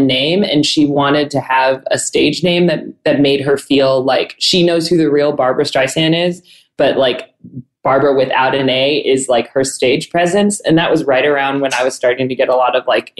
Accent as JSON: {"language": "English", "town": "San Diego", "region": "California", "country": "United States", "said": "I am from San Diego."}